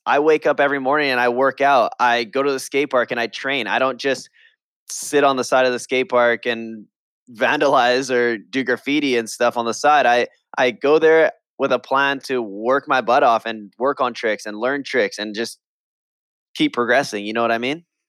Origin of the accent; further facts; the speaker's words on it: Hawaii, United States; in Hawaii, I grew up skating my local skate park